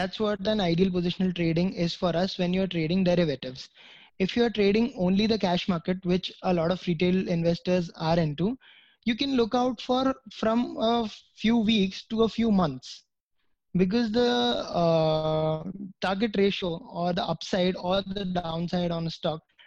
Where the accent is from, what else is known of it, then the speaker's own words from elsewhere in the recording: India; being a citizen of India